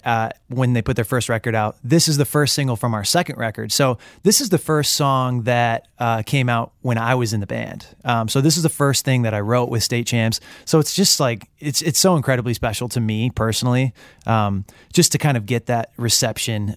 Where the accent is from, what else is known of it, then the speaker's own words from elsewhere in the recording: Michigan, United States; I'm from Michigan